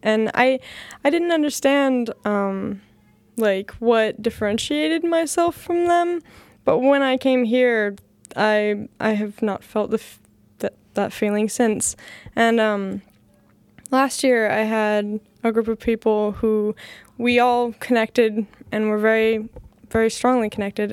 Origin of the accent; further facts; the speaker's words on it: Bloomington, Indiana, United States; I'm from Indiana and they're like, oh yeah, and I'm like, but Bloomington